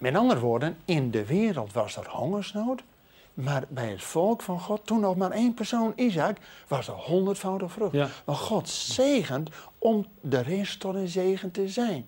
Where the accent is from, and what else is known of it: Netherlands